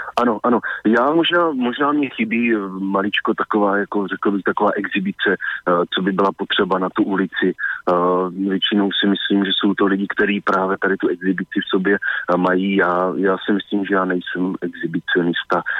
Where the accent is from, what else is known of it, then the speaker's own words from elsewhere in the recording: Blansko, South Moravian Region, Czechia; now in Prague, Czechia; s kterým jsem vyrůstal a oba dva jsme vlastně původně z Banska a odstěhovali jsme se potom e, do Prahy